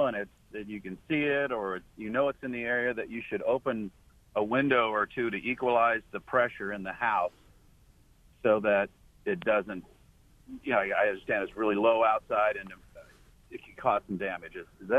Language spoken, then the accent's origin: English; Bloomington, United States; I grew up in Bloomington